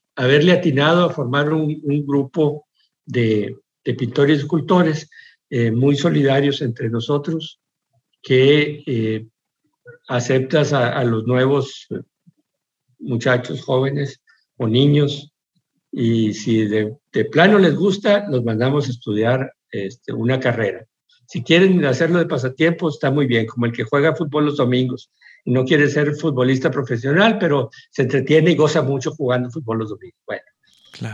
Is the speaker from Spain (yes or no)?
no; Monclova, Coahuila, Mexico; moved away as an adult; also born or lived in New York; en mi casita, en mi Monclova